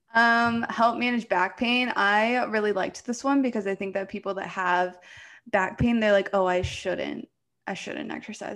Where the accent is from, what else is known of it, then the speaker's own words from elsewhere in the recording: Poquoson, Virginia, United States; moved away as an adult; now in Colorado, United States; I came from the East Coast of Virginia. So, um, I think Pacosa, where I'm from, is maybe below sea level